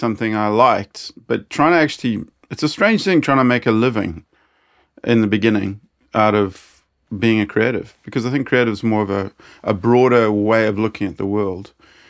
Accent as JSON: {"language": "English", "country": "South Africa", "tie": "born or raised there", "said": "Yeah. I grew up in South Africa."}